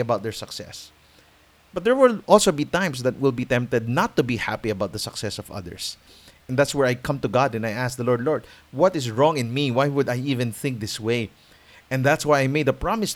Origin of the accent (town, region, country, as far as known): Philippines